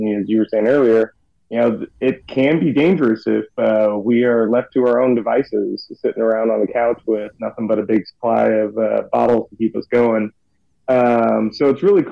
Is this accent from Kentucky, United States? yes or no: yes; Northern Kentucky, United States; I grew up in Northern Kentucky near Cincinnati